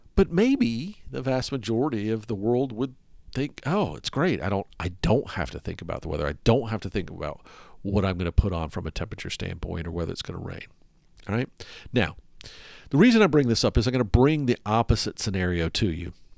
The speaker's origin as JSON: {"language": "English", "region": "the South", "country": "United States", "tie": "born or raised there", "moved": "yes", "said": "I grew up in the South, and I'm used to it"}